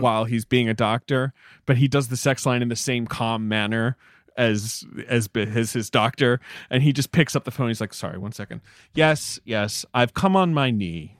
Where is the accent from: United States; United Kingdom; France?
United Kingdom; moved away as an adult; I grew up in Britain as well